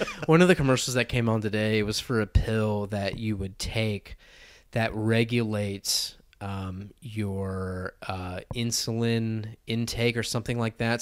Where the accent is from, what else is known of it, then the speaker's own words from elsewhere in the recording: United States; moved away; Wayne and I grew up in America. We are Americans.